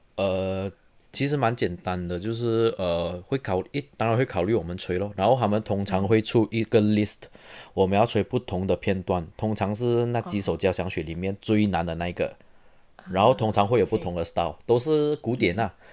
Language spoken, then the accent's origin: Chinese; Serdang, Selangor, Malaysia; moved away as an adult; also born or lived in Taiwan / Dresden, Germany / Munich, Germany; now in Oulu, Finland; 我来自，呃，Saint Lang-， 马来西亚雪兰莪州的沙登。So， 我中学是读，呃，吉隆坡学院中学，然后我大学有去台湾的东吴大学读音乐系，然后之后我到德国，先在Dresden，然后在Munich读我的嗯。master，然后我现在是在芬兰的 Aulu Symphony Orchestra担任这个长号 trombone 的演奏团员